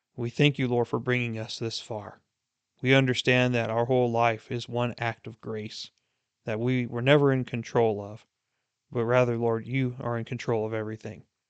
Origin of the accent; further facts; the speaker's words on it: United States; being an American myself